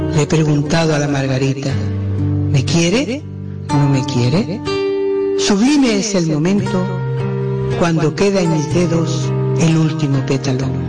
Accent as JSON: {"language": "Spanish", "town": "San Juan del Puerto", "region": "Andalusia", "country": "Spain", "tie": "born or raised there", "said": "Nací en San Juan del Puerto, Huelva."}